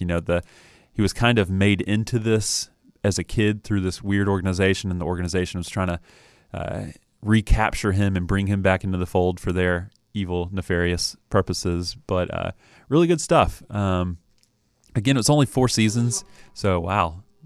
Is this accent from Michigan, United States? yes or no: no; Knoxville, Tennessee, United States; I was born in Knoxville